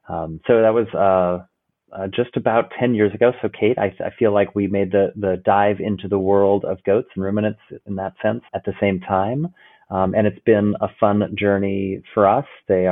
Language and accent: English; Oregon, United States; now in Garrison, United States; I grew up on a farm, or as we call it, where I grew up in Oregon on the west coast of the United States, ranching. And we raised cattle originally.